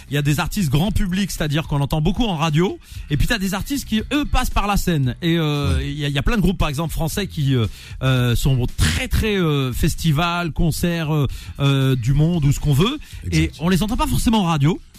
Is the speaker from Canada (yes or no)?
no; Sidi Bel Abbès, Sidi Bel Abbès Province, Algeria; Sidi Belabès Donc le, berceau du rail.